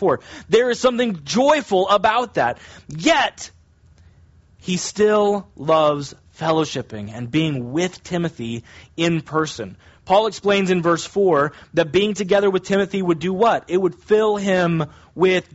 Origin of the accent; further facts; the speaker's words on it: United States; technically, I'm an American